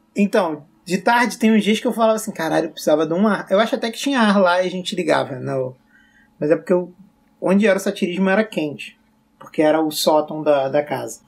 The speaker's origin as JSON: {"language": "Portuguese", "region": "Rio de Janeiro", "country": "Brazil", "also_born_or_lived": "Belo Horizonte", "said": "eu sou carioca"}